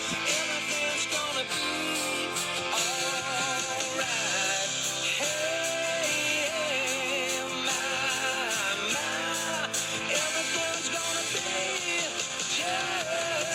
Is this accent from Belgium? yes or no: yes; Belgium; English is a second language; I am from Belgium, the country from fries, the best beer in the world, and chocolate